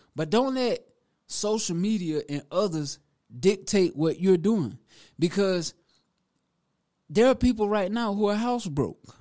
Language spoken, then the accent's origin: English; Prosperity, South Carolina, United States; now in Greenville, United States; Born and raised in Prosperity, South Carolina, to be exact, which is Newberry County